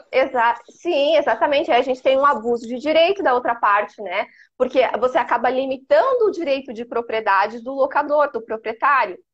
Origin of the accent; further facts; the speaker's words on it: Criciúma, Santa Catarina, Brazil; eu sou de Criciúma